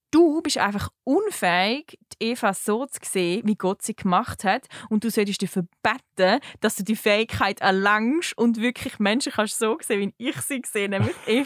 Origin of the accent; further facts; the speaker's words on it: Switzerland; Also der Hauptgrund war wirklich, als Schweizerin kannst du in die Schweiz kommen und kannst eigentlich... Ähm, da gratis studieren.